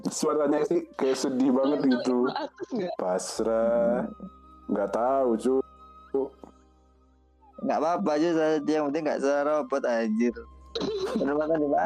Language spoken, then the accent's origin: Indonesian; Java, Indonesia; saya sebagai orang Jawa ya mewakili orang Jawa itu saya sangat iri pada orang-orang Sumatera ya jujur saja